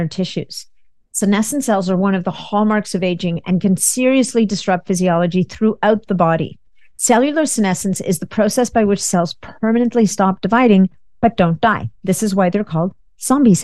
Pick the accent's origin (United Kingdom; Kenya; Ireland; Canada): Canada; a fellow Canadian. I'm Canadian.